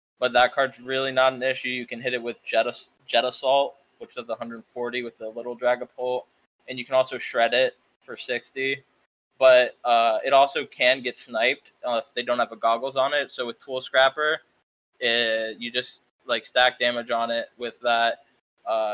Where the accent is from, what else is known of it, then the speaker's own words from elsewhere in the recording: Maryland, United States; from Maryland